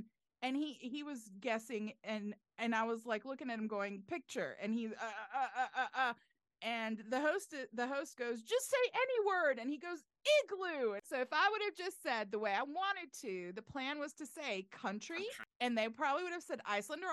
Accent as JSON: {"language": "English", "area": "a suburb outside of Tel Aviv", "region": "Tel Aviv District", "country": "Israel", "moved": "yes", "lives_now": "Atlanta, United States", "said": "I'm actually from right outside of Tel Aviv, in a suburb outside of Tel Aviv"}